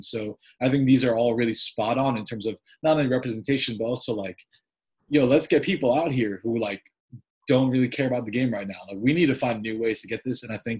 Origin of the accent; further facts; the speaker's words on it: East Coast, United States; I grew up on the East Coast